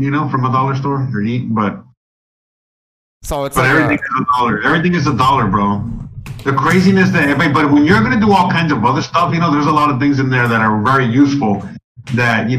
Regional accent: Miami, Florida, United States; moved away; where I come from Miami

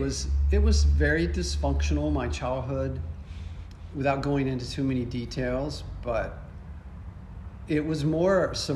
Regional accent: Beaumont, Texas, United States; Beaumont, Texas.

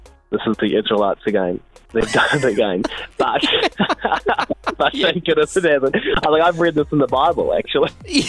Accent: New Zealand; accent: thick Kiwi; Maybe it's my thick Kiwi accent.

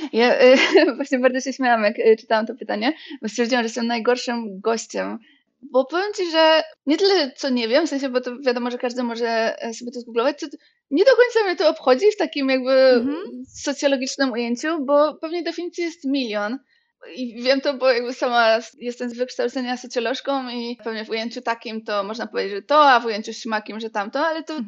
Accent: Bielsko-Biała, Silesian Voivodeship, Poland; ja jestem z Bielska Białej i Bielsko jest takie dosyć ziomeczkowe

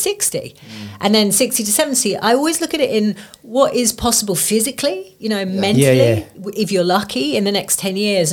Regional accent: England, United Kingdom; we're English

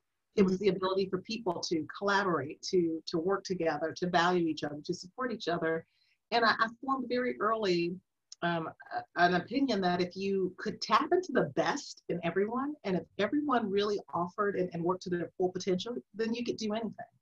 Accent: Flint, Michigan, United States; I am from Flint, Michigan

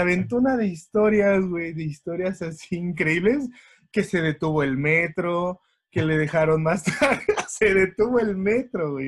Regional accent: Mexico; uno siempre como buen mexicano

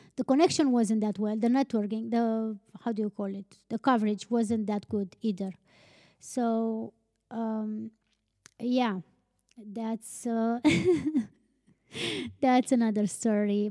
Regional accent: Romania; we're from Romania

